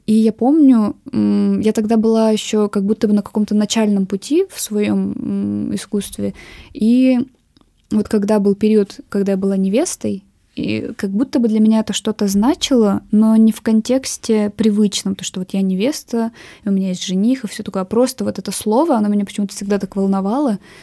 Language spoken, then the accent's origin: Russian; Urals, Russia; also born or lived in Nizhny Tagil; Я, в принципе, всю жизнь живу на Урале, и на Урале я стала художницей